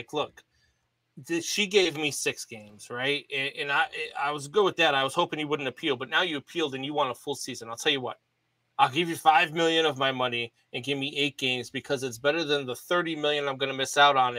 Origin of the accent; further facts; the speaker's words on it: Chicago, Illinois, United States; moved away as an adult; also born or lived in New England; I grew up in Chicago